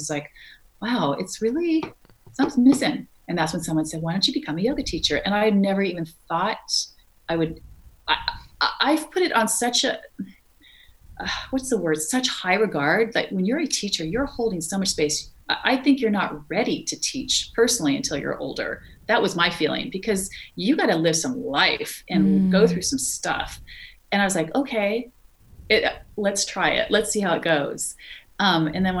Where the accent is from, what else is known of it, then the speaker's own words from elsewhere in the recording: California, United States; moved away; I'm from California